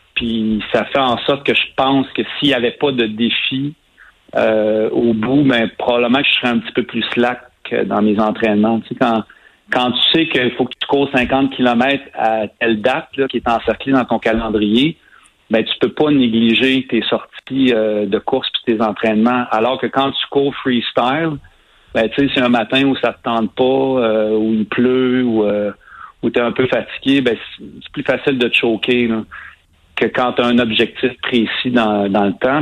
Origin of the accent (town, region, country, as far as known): Saint-Ours, Quebec, Canada; born or raised there